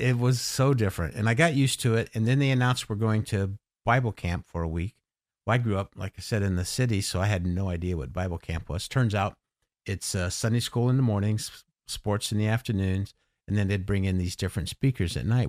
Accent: Los Angeles, California, United States; moved away as an adult; now in Gettysburg, United States; I grew up in Los Angeles till I was eighteen

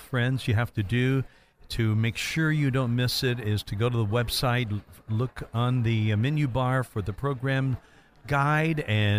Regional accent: Indiana, United States; I'm from Indiana.

